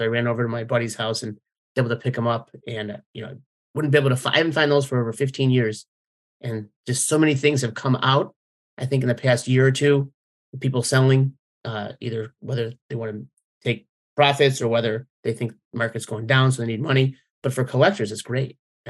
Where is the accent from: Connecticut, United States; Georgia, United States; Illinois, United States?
Illinois, United States; Chicago; growing up, you know, in the 90s, growing up in Chicago as a teenager